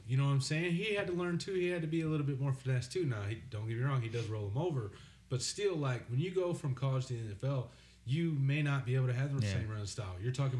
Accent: Dallas, Texas, United States; I was born in Dallas.

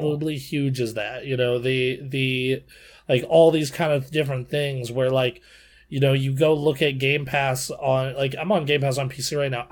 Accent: Nevada, United States; my home state

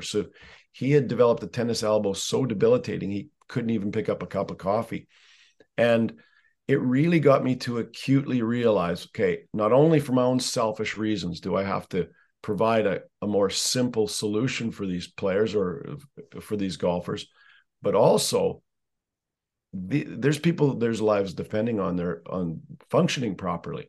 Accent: Canada; I'm Canadian

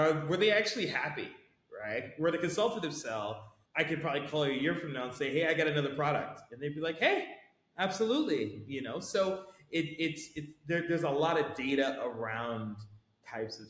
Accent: United States; I'm American, and I'm probably one of the few Americans in the whole organization

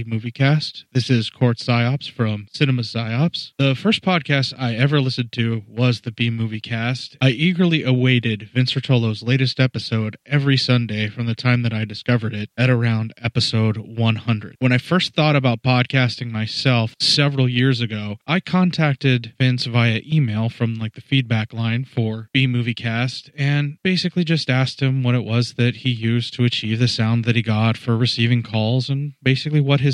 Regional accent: Pennsylvania, United States; moved away; I was originally from Pennsylvania as well

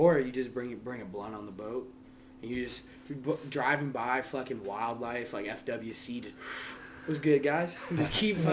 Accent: Homestead, Florida, United States; moved away; I'm from South Florida

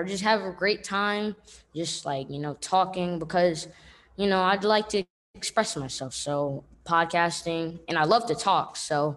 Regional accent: New York City, New York, United States; I'm from Brooklyn, you know, I'm from Bed-Stuy, most specifically.

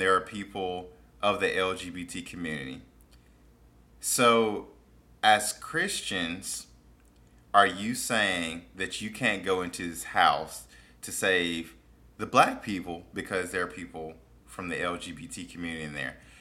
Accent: Mississippi, United States; I grew up in Mississippi

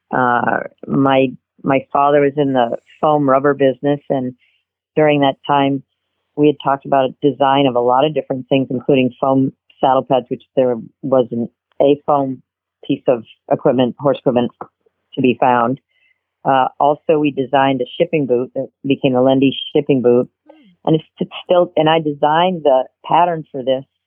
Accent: Massachusetts, United States; I'm a New Englander. I grew up in Massachusetts.

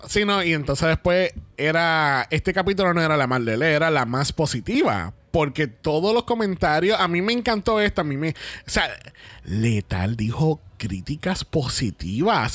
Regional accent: Puerto Rico; por más boricuas que somos, somos boricuas colonizados

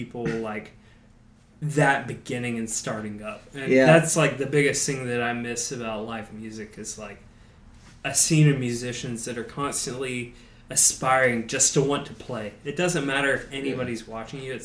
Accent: Valdosta, Georgia, United States; growing up in Valdosta

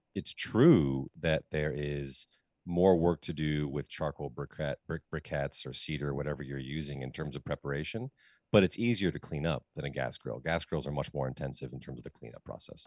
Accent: United States; as an American, as somebody who lives in the United States

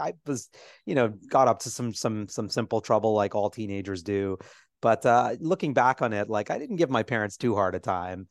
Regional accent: New York City, New York, United States; I grew up on Twelfth and Fourth.

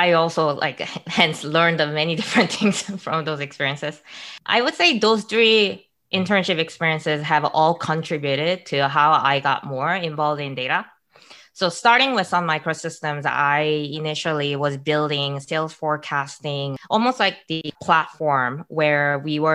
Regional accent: Calgary, Alberta, Canada; moved away as an adult; also born or lived in Waterloo; I grew up in Calgary in Alberta

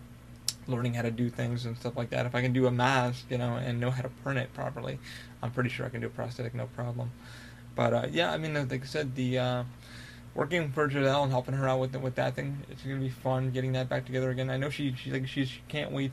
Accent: Albany, New York, United States; I'm from Albany, New York

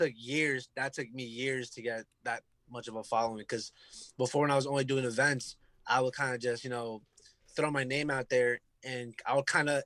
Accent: Newark, New Jersey, United States; I was born and raised in the Ironbound section

